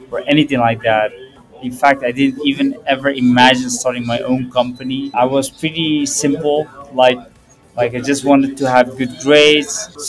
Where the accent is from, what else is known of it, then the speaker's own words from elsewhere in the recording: Purmerend, North Holland, Netherlands; Because growing up in Purmerend, it has its positives and negatives.